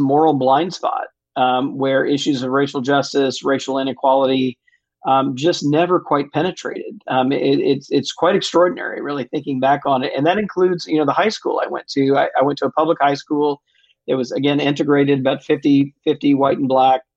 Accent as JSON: {"language": "English", "town": "Jackson", "region": "Mississippi", "country": "United States", "tie": "born or raised there", "also_born_or_lived": "Texas", "moved": "yes", "said": "I grew up in Jackson, Mississippi and in Texas"}